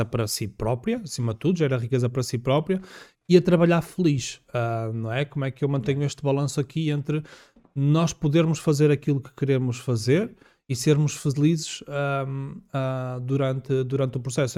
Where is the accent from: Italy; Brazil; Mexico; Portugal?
Portugal; Minho; Região do Minho, uh, porque eu sou minhoto.